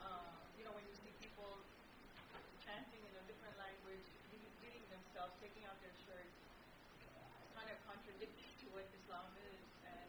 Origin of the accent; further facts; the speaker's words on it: New York, United States; growing up in New York, we used to go to the Ashura Jews in Manhattan.